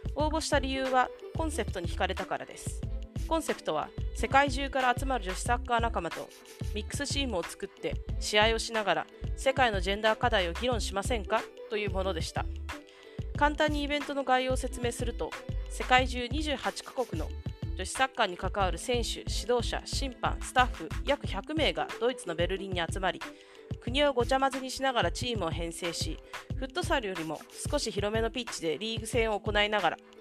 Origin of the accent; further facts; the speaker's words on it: Japan; たまたま偶然私 が日本に生まれた